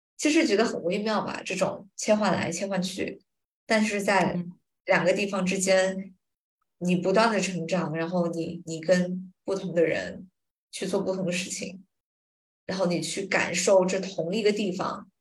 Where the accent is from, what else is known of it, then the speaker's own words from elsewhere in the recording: Chongqing, China; moved away as an adult; also born or lived in Fuling / Singapore; 我现在在的这个地方是我从福林全家搬到主城住的第一个家